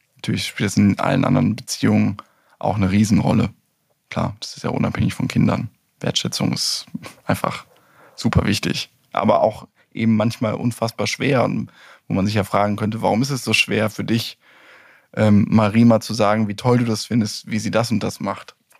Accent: Germany; wir ja als Deutsche

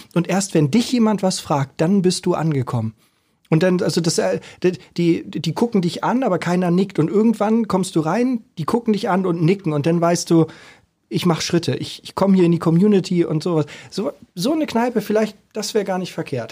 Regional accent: Hamburg, Germany; als Hamburger

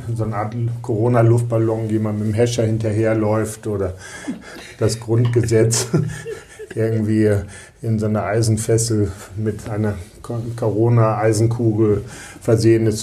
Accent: Lüneburg, Lower Saxony, Germany; now in Bremen, Germany; ich komme ja aus Lüneburg

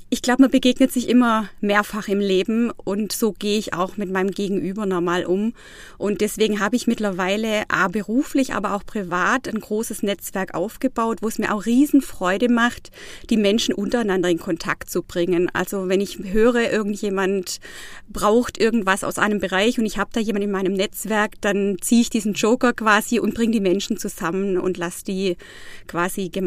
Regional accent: Baiersbronn, Baden-Württemberg, Germany; now in Freiburg, Germany; Ja, ich bin im Nordschwarzwald aufgewachsen, in Bayersbronn, habe da also meine Wurzeln, habe da auch noch meine Familie mehr oder weniger und bin da auch immer wieder gerne, muss ich sagen. Ich lebe jetzt seit zwei Jahren in Freiburg

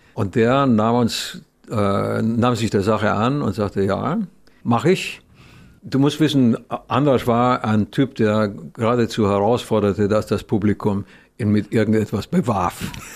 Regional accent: Romania; moved away; als Kind in Rumänien

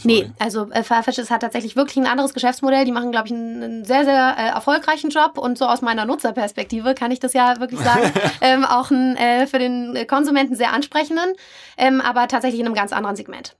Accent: Berlin, Germany; moved away as an adult; now in Hamburg, Germany; irgendwann in Hamburg und nicht mehr in meiner Heimatstadt Berlin gelandet bin

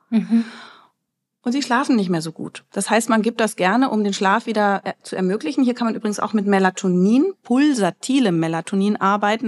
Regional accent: Berlin, Germany; ich komme aus Berlin

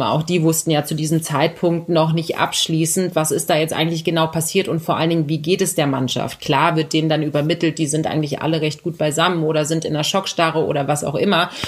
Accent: Berlin, Germany; ich bin ein ähm, Berliner Kind, äh, Kind des Westens sozusagen. Und ah. ähm, das war die Hertha. Ich bin auch in der Nähe vom Stadion äh, groß geworden

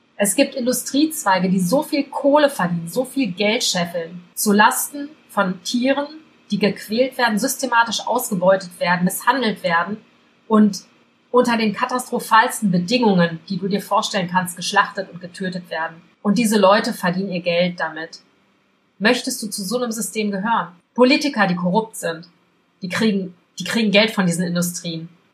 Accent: Belgium; ich bin in Belgien groß geworden

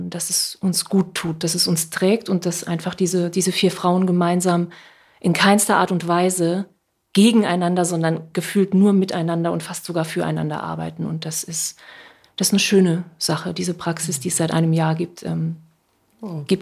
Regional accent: Saarland, Germany; now in Hamburg, Germany; ich sage immer, ich bin gebürtige Saarländerin und ab und zu klinge ich wie Heinz Becker oder Gerd Dudenhöfer, wie man ihn auch immer kennt. Und äh, das war für mich am Anfang hier in Hamburg ein Riesenproblem.

